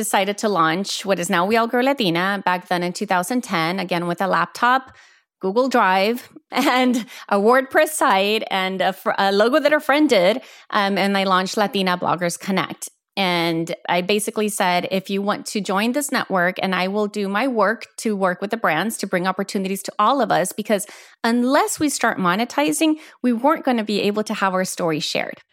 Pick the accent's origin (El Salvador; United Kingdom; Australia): El Salvador; moved away as an adult; also born or lived in Houston, Texas, United States / Florida, United States; moved us back to El Salvador, where it was, where really I grew up, where I had my formative years. But my formative years were only there. They were also in Houston. I grew up between both countries